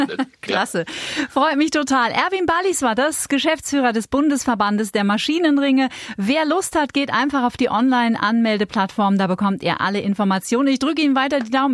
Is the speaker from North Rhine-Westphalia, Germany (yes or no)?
no; Bavaria, Germany; bei uns in Bayern